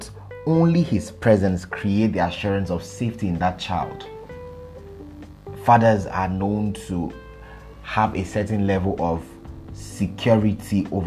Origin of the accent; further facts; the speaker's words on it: Abuja, Federal Capital Territory, Nigeria; I grew up in Abuja. Abuja is the capital of Nigeria.